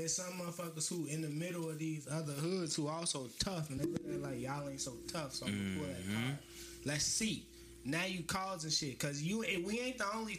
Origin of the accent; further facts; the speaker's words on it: Chicago, Illinois, United States; we from Chicago.